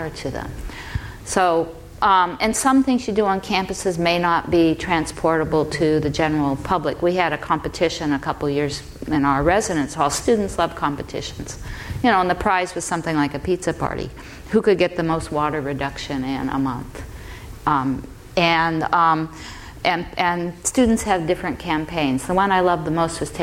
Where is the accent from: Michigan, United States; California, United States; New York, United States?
California, United States; Southern; I'm a California native. I grew up in Southern California